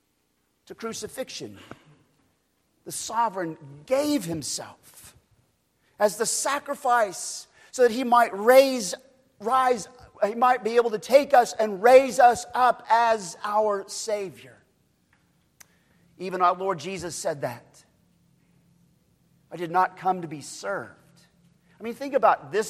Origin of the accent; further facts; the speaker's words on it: Oklahoma, United States; moved away; I'm from Oklahoma